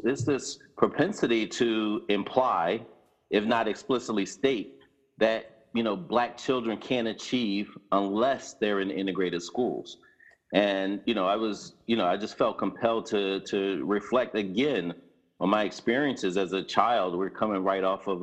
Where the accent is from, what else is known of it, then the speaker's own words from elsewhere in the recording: Philadelphia, Pennsylvania, United States; West Philadelphia, born and raised